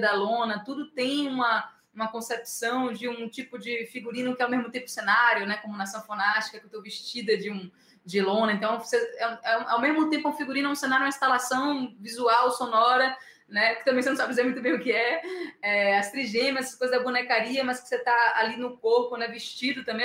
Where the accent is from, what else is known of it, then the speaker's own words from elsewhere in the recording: Bahia, Brazil; eu, como baiana 440 volts